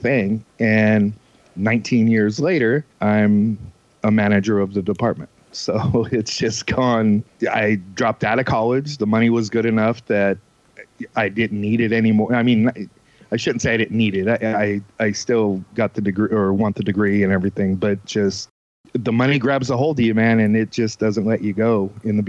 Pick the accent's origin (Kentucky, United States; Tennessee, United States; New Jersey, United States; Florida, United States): New Jersey, United States; I grew up in New Jersey